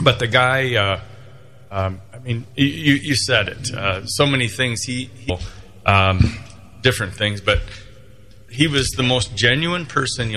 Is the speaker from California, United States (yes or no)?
no; Big Rapids, Michigan, United States; Growing up in Big Rapids, as you know, it's a great place to grow up, and we had a lot of fun.